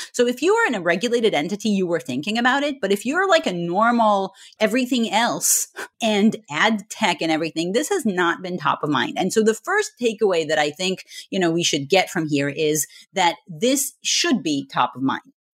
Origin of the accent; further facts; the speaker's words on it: Israel; moved away as an adult; also born or lived in Scotland; now in United States; originally I'm from Israel